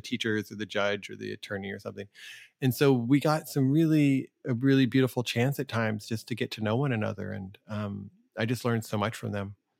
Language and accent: English; United States; I am an American